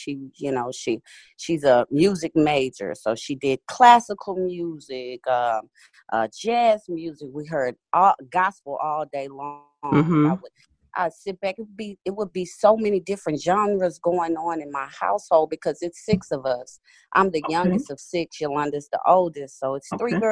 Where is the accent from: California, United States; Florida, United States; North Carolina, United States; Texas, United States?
Texas, United States; Houston; I'm a kid from Houston, Texas